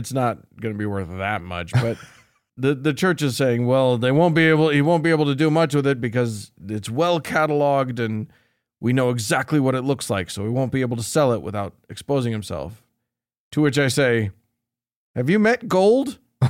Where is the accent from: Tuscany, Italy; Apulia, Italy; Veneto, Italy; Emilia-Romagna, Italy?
Apulia, Italy; Bari; I'm from Bari, Italy.